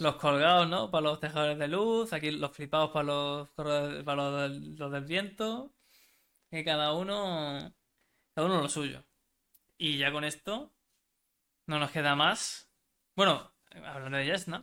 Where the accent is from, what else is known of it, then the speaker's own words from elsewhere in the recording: Spain; Soy español